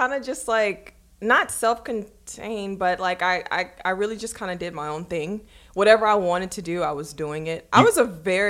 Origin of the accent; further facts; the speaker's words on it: Baton Rouge, Louisiana, United States; moved away as an adult; also born or lived in Atlanta / Miami; now in Calabasas, United States; growing up in Louisiana